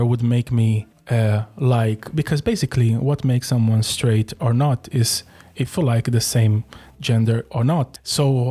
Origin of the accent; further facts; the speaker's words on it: Brazil; moved away; I come from Brazil, and then Brazil is a really homophobic country